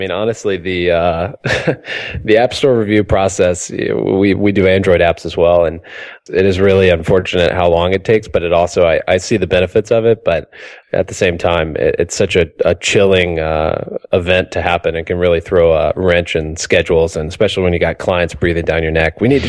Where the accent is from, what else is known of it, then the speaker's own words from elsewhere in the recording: Mississippi, United States; now in Boston, United States; I'm originally from Mississippi, and I can tell you that it is way past due for it to be warm here in Boston.